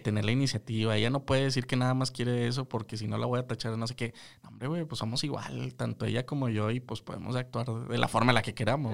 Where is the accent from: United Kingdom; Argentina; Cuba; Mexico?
Mexico; nosotros como mexicanos